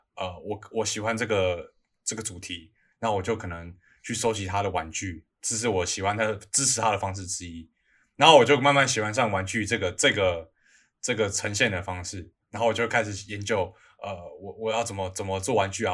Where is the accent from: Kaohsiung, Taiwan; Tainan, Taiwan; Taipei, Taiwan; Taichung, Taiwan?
Taipei, Taiwan; 我们是台北人嘛